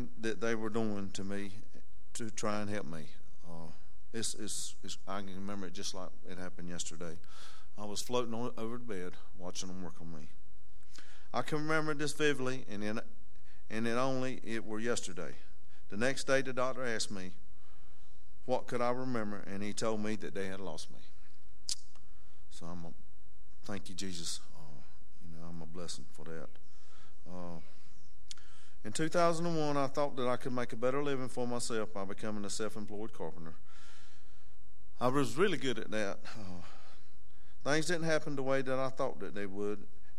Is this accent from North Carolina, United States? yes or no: yes; Duplin County, North Carolina, United States; I was born in Dupin County. Actually born in Botankus, the big town of Botankus, and then moved to Pine Forest and stayed for a good while.